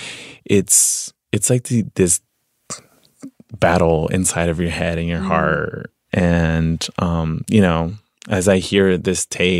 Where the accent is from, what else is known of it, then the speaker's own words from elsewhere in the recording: Veracruz, Mexico; now in Los Angeles, United States; And I'm like, well, I'm from Veracruz, pero vivo en Los Angeles.